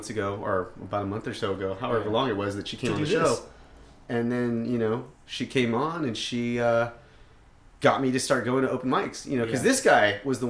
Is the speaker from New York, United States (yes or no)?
no; Garden Grove, California, United States; I'm from Garden Grove